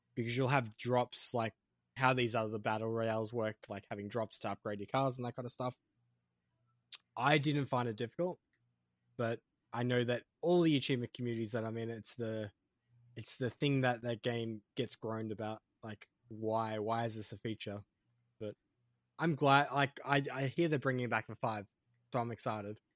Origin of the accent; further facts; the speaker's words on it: Australia; as an Australian